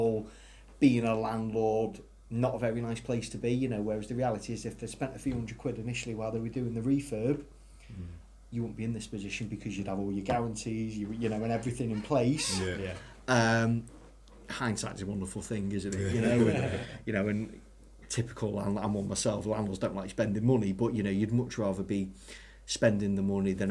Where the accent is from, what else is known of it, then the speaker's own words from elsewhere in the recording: Ellesmere Port, North West England, United Kingdom; I'm originally from Ellesmere Port.